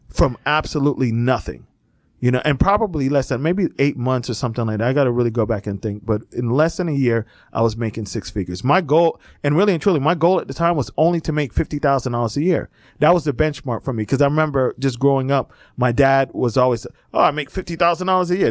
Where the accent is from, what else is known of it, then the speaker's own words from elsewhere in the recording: Miami, Fort Lauderdale area, South Florida, United States; moved away; I grew up in South Florida, in, uh, Miami, uh, Fort Lauderdale area